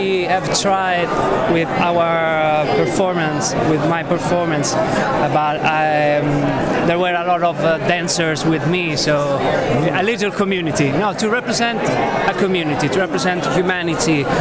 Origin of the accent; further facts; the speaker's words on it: Italy; I'm from Italy